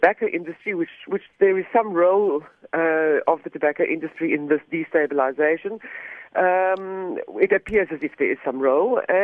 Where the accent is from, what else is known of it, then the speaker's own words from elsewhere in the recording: South Africa; We as the South African public, as the citizens of South Africa, of a free democratic country